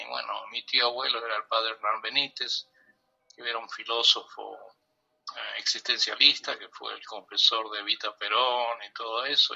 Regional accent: Buenos Aires, Argentina; nací en Buenos Aires, crecí en el barrio de Almagro

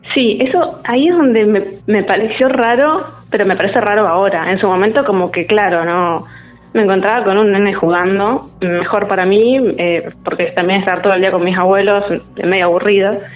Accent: Trelew, Chubut, Argentina; nacida y criada en Trelew

